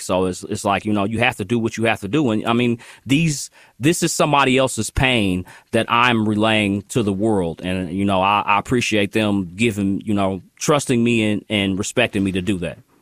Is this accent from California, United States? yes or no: no; Kansas City, Missouri, United States; I'm born and raised in Kansas City